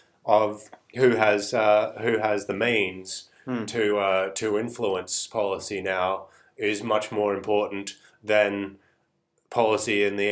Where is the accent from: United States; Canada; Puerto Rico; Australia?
Australia